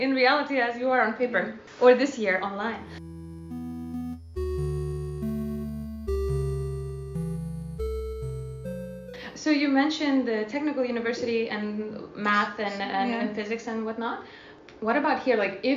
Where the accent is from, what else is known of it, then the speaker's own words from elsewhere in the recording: Lithuania; I'm from Lithuania